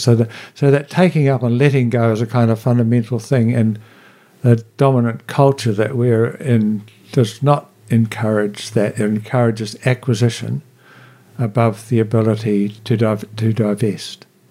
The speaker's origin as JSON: {"language": "English", "town": "Blenheim", "region": "Marlborough", "country": "New Zealand", "tie": "born or raised there", "also_born_or_lived": "Picton / Nelson", "said": "I grew up in Nelson and Marlborough as a teenager"}